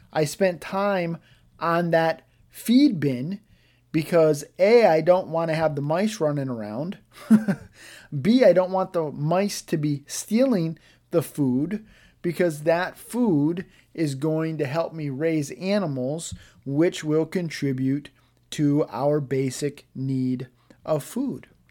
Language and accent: English; United States; as an American